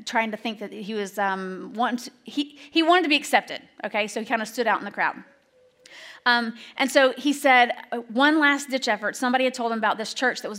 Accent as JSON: {"language": "English", "region": "Alabama", "country": "United States", "tie": "born or raised there", "moved": "yes", "said": "I grew up in Alabama."}